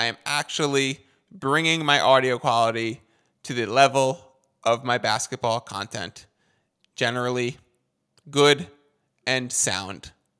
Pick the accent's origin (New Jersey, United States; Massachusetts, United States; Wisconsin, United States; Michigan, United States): Massachusetts, United States; Boston; We are back in the Beantown, my hometown of Boston.